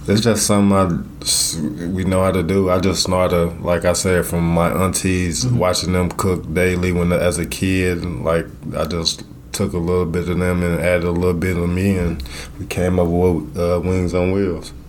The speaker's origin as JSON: {"language": "English", "region": "Illinois", "country": "United States", "tie": "born or raised there", "also_born_or_lived": "Mississippi", "moved": "yes", "lives_now": "Iowa, United States", "said": "I was raised in Illinois"}